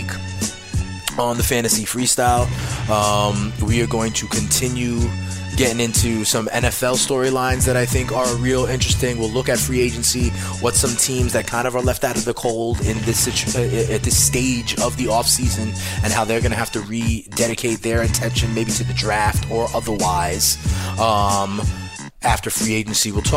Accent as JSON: {"language": "English", "town": "New York City", "region": "New York", "country": "United States", "tie": "born or raised there", "said": "Keeping it here in NYC as well. You know we do it. Born and raised"}